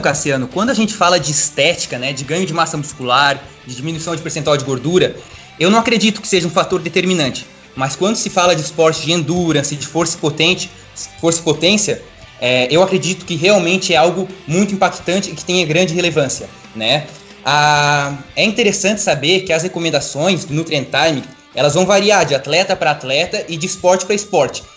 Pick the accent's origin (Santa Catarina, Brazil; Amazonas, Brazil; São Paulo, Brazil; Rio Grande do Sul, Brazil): Santa Catarina, Brazil; Atalanta; now in Blumenau, Brazil; eu sou natural de Atalanta, Santa Catarina, uma cidade interior que tem 3 mil habitantes